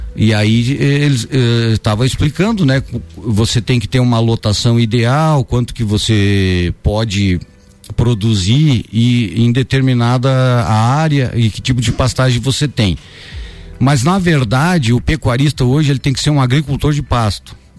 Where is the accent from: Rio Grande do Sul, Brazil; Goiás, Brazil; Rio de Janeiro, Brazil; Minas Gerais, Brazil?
Rio Grande do Sul, Brazil; São José dos Ausentes; eu nasci em São José dos Ausentes, no Rio Grande do Sul, município uhum. que faz divisa com São Joaquim